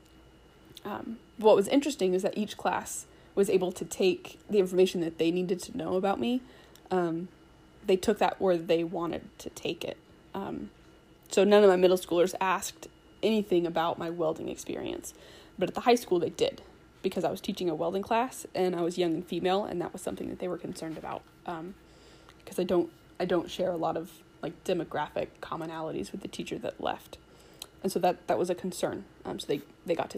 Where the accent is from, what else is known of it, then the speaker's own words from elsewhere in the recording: Boise, Idaho, United States; I grew up in the Boise area